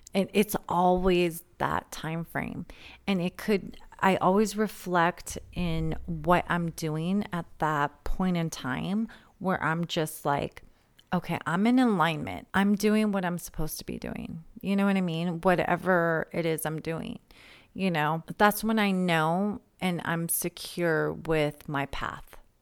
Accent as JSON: {"language": "English", "town": "San Diego", "region": "California", "country": "United States", "said": "I'm from San Diego"}